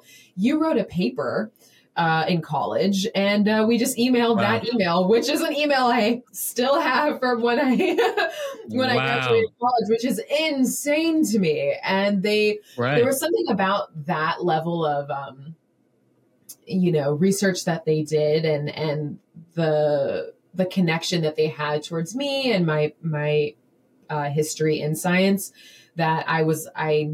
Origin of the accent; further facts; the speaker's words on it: Florida, United States; moved away as an adult; also born or lived in San Francisco; I'm from Florida